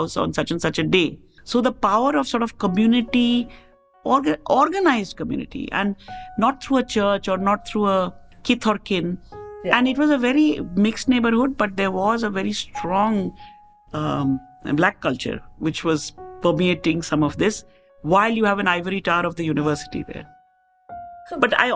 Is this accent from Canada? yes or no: no; India; moved away as an adult; also born or lived in Chicago, United States; as Indian living in America